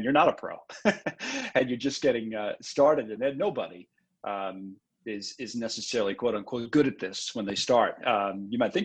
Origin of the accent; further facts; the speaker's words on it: Long Island, New York, United States; also born or lived in Queens, New York; I grew up in Long Island.